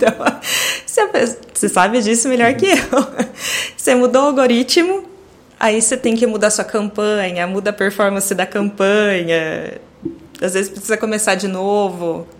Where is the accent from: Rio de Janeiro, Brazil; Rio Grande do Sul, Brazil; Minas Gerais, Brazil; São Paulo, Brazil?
São Paulo, Brazil; Campinas; nasci em Campinas, uh, moro em Campinas até hoje